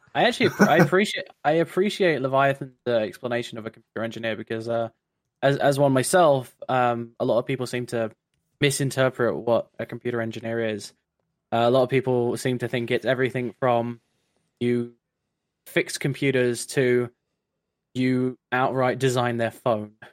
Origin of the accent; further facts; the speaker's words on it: London, United Kingdom; also born or lived in Brighton; I'm an engineer uh, currently working in Brighton, uh, though I am from London